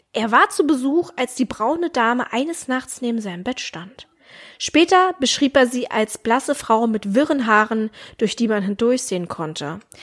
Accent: Germany; bei uns in Deutschland

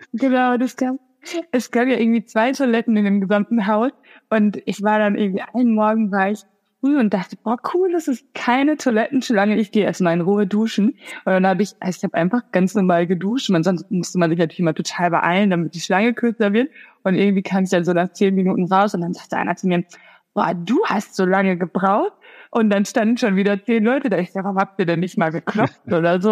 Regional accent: Sauerland, North Rhine-Westphalia, Germany; ich komme selber aus dem Sauerland

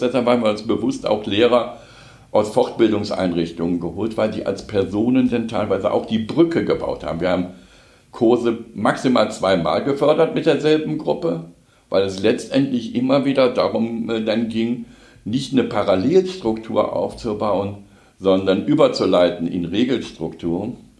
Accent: Cologne, North Rhine-Westphalia, Germany; moved away as an adult; now in Wuppertal, Germany; als Kölner

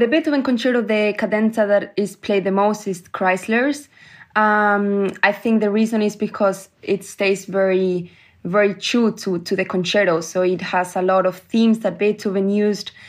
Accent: Granada, Andalusia, Spain; moved away; also born or lived in Germany; in Granada, in my hometown

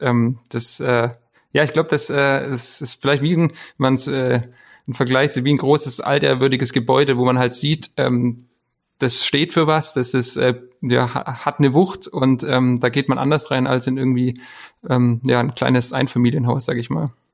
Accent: Esslingen, Baden-Württemberg, Germany; Ich bin äh, ja, gebürtiger Esslinger

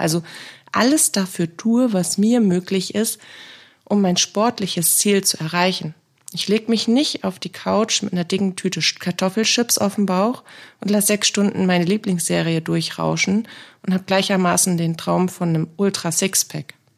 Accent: Bremen, Germany; Ich bin gebürtige Bremerin

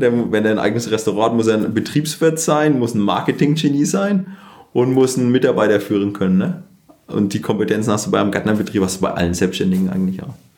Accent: Germany; als Deutscher

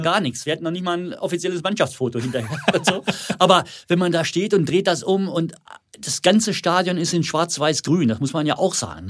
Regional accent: Werstedt, Germany; mein Heimatdorf Werstedt

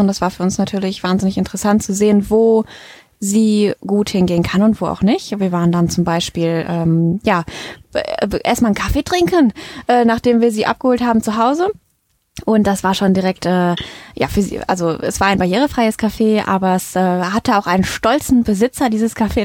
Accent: Mettmann, North Rhine-Westphalia, Germany; also born or lived in Düsseldorf; ich bin ja in Mettmann aufgewachsen

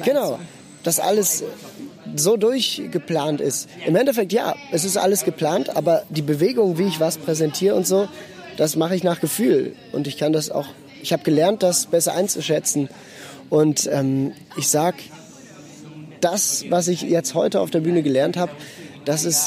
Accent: Basel, Basel-Stadt, Switzerland; ich bin in Basel geboren und aufgewachsen. Meine Wurzeln sind in Norddeutschland

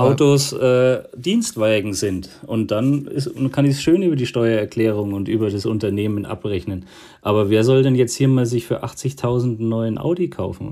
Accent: Bavaria, Germany; ich komme ja aus Bayern, einem Flächenland

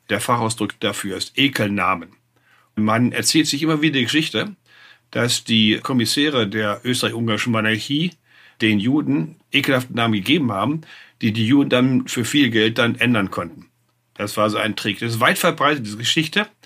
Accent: West Germany, Germany; Ich war ja ein Wessi und äh, das ist nur möglich gewesen durch den Fall der Mauer.

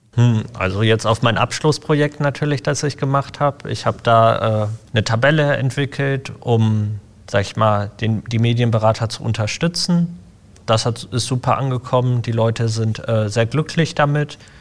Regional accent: Essen, North Rhine-Westphalia, Germany; Ich bin hier in Essen groß geworden

